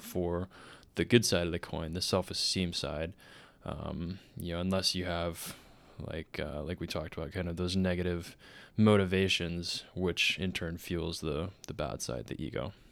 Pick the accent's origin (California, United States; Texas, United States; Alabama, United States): Texas, United States; moved away as an adult; also born or lived in Dallas, Texas; Growing up in Minnesota, Texas